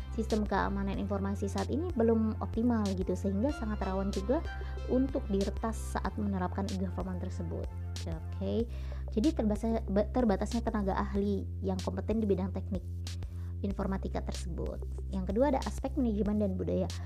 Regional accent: Indramayu, West Java, Indonesia; also born or lived in Yogyakarta; sebagai warga Kabupaten Indramayu

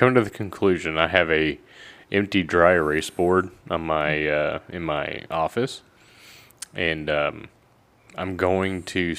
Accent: Texas, United States; I'm from Texas, so I know what fixing means.

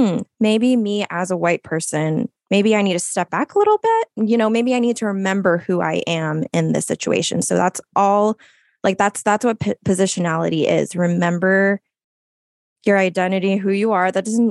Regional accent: Philippines; Like, I am a Filipino woman.

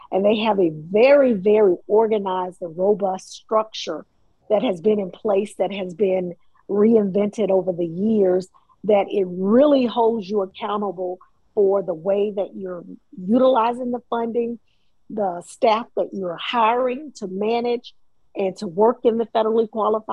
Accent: Columbus, Mississippi, United States; now in Hinesville, United States; I'm from Mississippi, Columbus, Mississippi

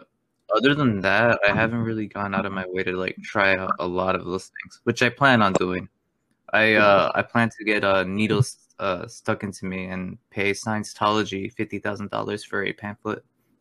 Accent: Spain; born there; I was born in Spain. Yeah, that's all I'm willing to say.

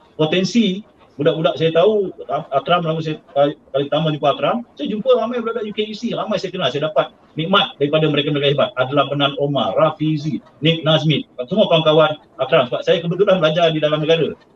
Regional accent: Penang, Malaysia; saya orang Pulau Pinang

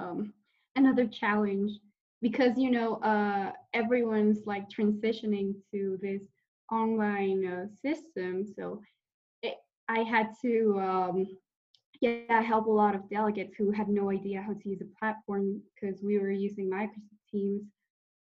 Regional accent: Mexico; I'm from Mexico

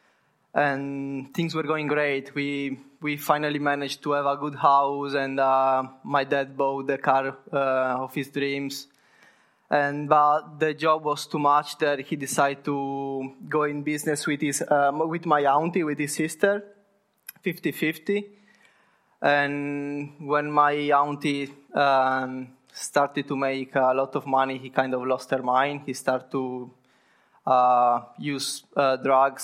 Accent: Sardinia, Italy; moved away; I come from Italy, precisely from Sardinia, which is an island in the south of Italy

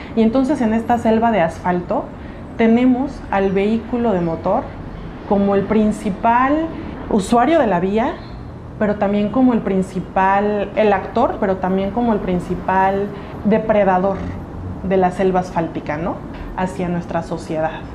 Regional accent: Oaxaca, Mexico

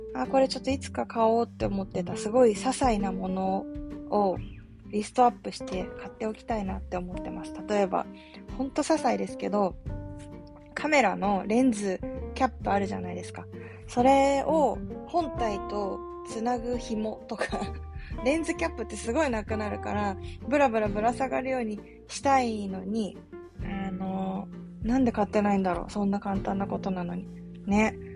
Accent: Yokohama, Kanagawa, Japan; moved away as an adult; also born or lived in Kobe / Sapporo / Osaka / Nagasaki; あの横浜で生まれ育って

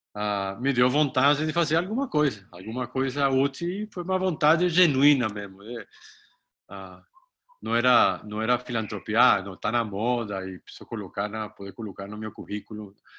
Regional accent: Colombia; moved away; sou colombiano

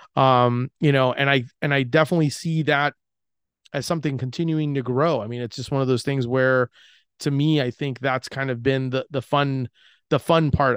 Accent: Orlando, Florida, United States; I was from Orlando

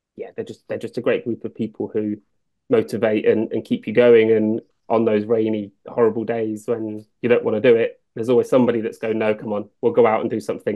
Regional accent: Northamptonshire, East Midlands, United Kingdom; I grew up in Northamptonshire

